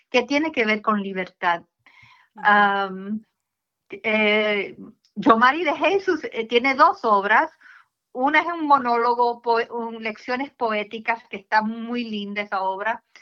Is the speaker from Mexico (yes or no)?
no; United States; Somos, hacemos como dos hermanas cubanas, porque yo soy cubana americana